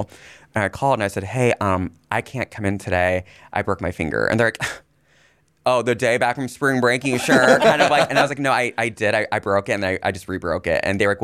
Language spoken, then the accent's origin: English; Indiana, United States; moved away; I'm originally from Indiana